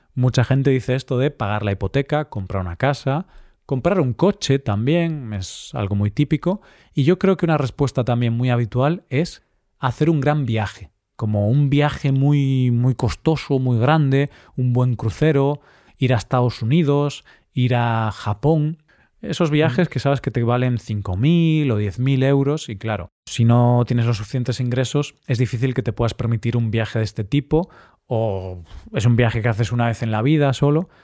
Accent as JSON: {"language": "Spanish", "town": "Vigo", "region": "Galicia", "country": "Spain", "tie": "born or raised there", "said": "Vigo, mi ciudad natal"}